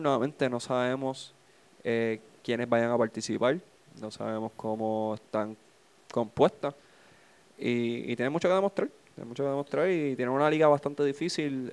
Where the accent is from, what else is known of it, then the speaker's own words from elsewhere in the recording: Trujillo Alto, Puerto Rico; Yo soy residente de Trujillo. Yo puedo decir que soy de Cabo hasta lo que quieran, pero yo soy. Yo he vivido toda mi vida en Trujillo